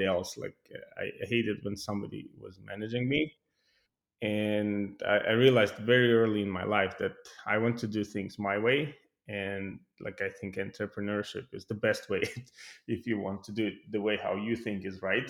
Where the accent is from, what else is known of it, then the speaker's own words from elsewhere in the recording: Tallinn, Harju County, Estonia; moved away as an adult; now in Sunnyvale, United States; Originally, I'm coming from Tallinn, Estonia